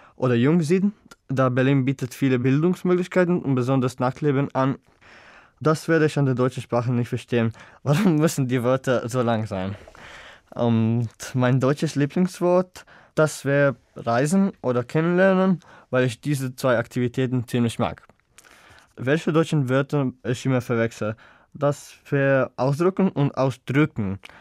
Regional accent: Zagreb, City of Zagreb, Croatia; German is a second language; Ich komme aus Zagreb bzw. Land Kroatien und ich bin im Jahr 2002 geboren

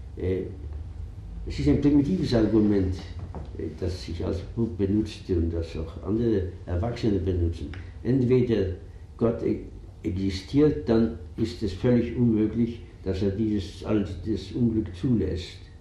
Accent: Vienna, Austria; moved away; also born or lived in Zabolotiv, Ukraine; wir Juden waren Österreicher

